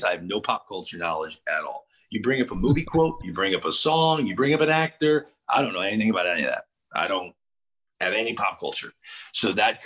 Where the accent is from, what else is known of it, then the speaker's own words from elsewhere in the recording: St. Louis, Missouri, United States; moved away as an adult; now in Northeast, United States; I came from St. Louis